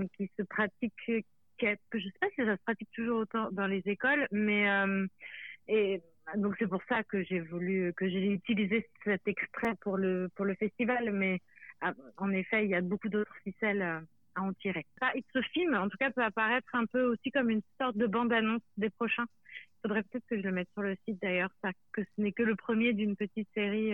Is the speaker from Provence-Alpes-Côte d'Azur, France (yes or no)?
no; Pays de la Loire, France; il y a les Pays de la Loire, là d'où je viens